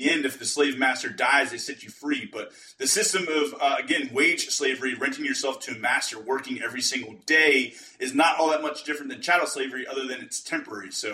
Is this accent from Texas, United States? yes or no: no; Western Pennsylvania, United States; We're both from Western Pennsylvania